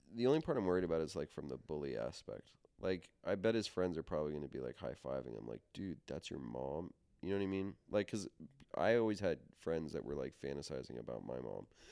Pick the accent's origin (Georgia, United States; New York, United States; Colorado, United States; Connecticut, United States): New York, United States; we grew up in New York